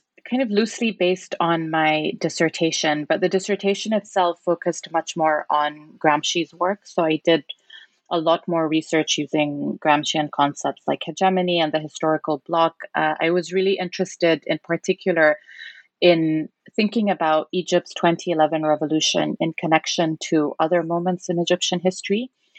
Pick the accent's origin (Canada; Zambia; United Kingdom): Zambia; because I remember growing up in Zambia, Nasser was also quite a prominent figure